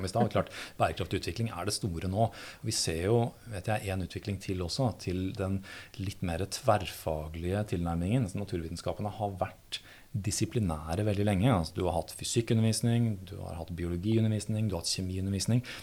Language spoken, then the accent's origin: Norwegian; Høylandet, Trøndelag, Norway; jeg vokste opp eh, i Nord-Trøndelag, i bygda Høylandet.